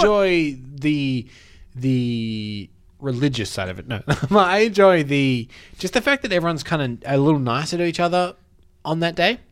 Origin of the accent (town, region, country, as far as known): Australia